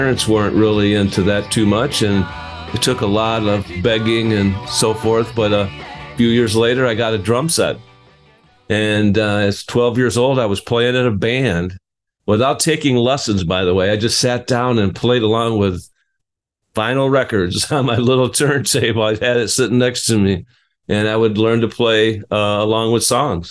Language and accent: English; Detroit, Michigan, United States; I'm from Detroit, right? And I'm a little old guy, and so that means I grew up listening